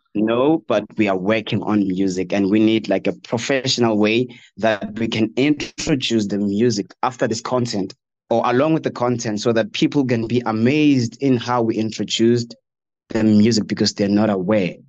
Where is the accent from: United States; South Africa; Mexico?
South Africa; Limpopo; also born or lived in Dennilton, Mpumalanga; I'm from Limpopo